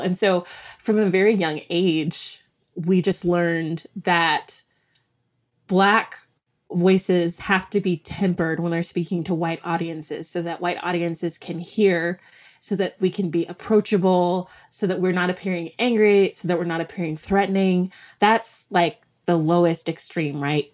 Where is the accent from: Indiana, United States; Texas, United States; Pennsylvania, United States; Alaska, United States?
Texas, United States; moved away as an adult; also born or lived in Minneapolis; I'm from Texas, um, and when we moved to Minneapolis